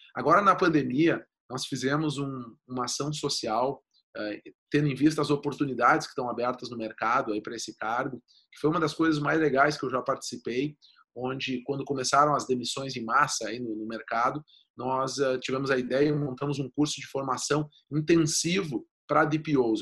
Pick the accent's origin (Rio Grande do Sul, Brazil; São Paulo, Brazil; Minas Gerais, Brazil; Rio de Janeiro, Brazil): Rio Grande do Sul, Brazil; accent: gaúcho; eu sou gaúcho, meu, o meu sotaque logo me entrega